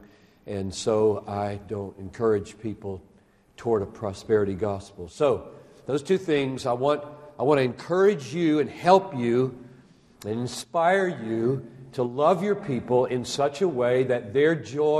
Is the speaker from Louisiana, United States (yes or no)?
no; South Carolina, United States; now in Minnesota, United States; I'm from South Carolina